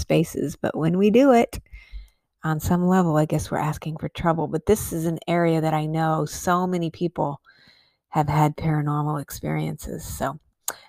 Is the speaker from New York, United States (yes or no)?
no; Albuquerque, New Mexico, United States; also born or lived in Colorado Springs, Colorado; I grew up in Albuquerque, New Mexico